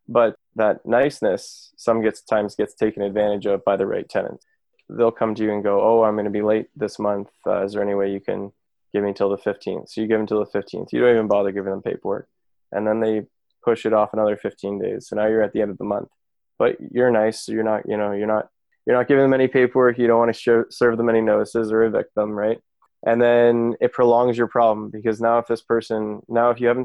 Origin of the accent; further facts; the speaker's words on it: Kitchener, Ontario, Canada; I'm from Kitchener-Waterloo originally.